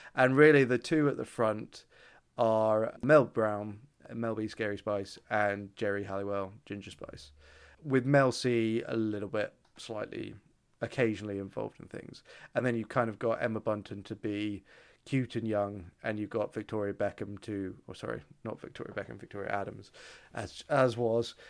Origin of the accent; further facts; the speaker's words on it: United Kingdom; I'm your only British friend